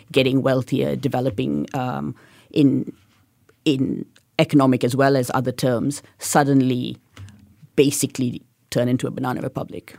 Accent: Kuantan, Pahang, Malaysia; now in Singapore; growing up in Kuantan, I went to a really quite difficult school

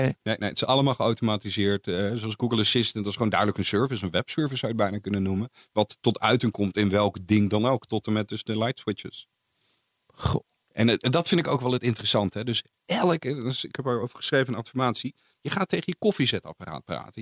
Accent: Netherlands; Als Nederlander

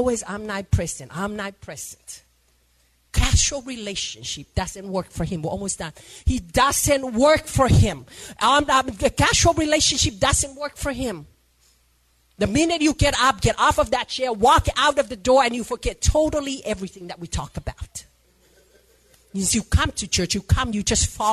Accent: Samoa; I'm from Samoa.

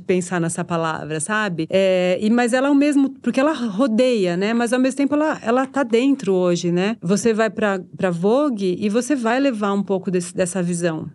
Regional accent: São Paulo, Brazil; quando eu morava na periferia, né, eh, eu sou da Casa Verde Alta, e quando eu morava lá

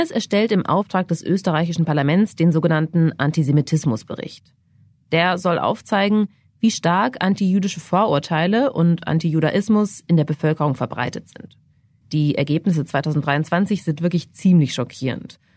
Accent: Germany; bei uns in Deutschland

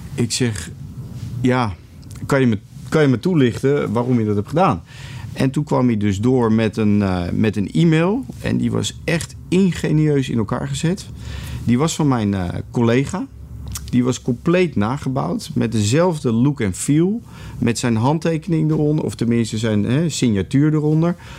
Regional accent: Netherlands; jij en ik eh, als Nederlanders

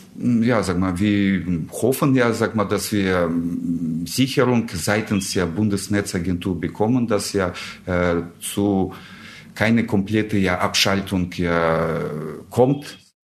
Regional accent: Russia; German is a second language; moved away as an adult; now in Germany; ich komme ursprünglich aus Russland her. Ich bin äh, vor 26 Jahren nach Deutschland gekommen

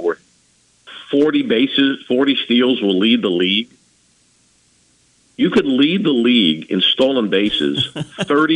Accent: Pittsburgh, Pennsylvania, United States; moved away; My hometown

